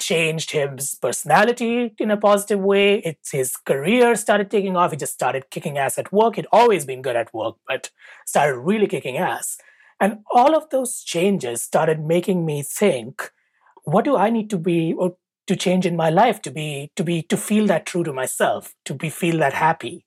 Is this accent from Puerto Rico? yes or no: no; India; moved away as an adult; now in United States; I grew up in India